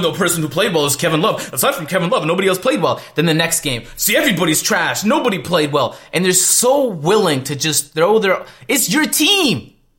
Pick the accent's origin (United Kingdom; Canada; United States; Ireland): Canada; Toronto, Ontario; I'm from Toronto